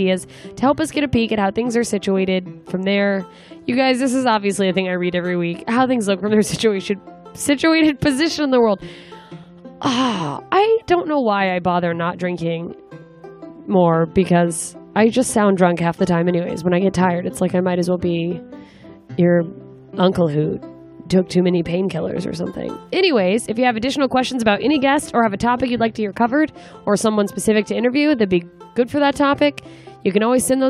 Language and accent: English; Anchorage, Alaska, United States; moved away; my hometown of Anchorage, Alaska